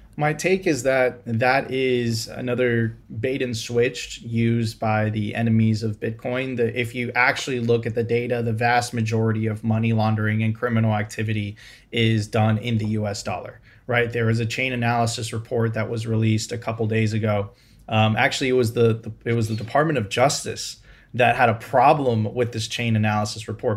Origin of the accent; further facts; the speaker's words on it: Venezuela; now in Miami, United States; I'm originally from Venezuela